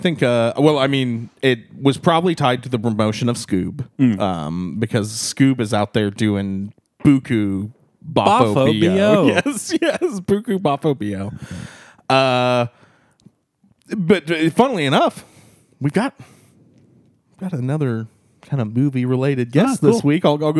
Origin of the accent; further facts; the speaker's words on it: Chicago, Illinois, United States; moved away as an adult; now in Tallahassee, United States; I'm from Chicago, but I relocated to the Tallahassee, Florida there to be with the ….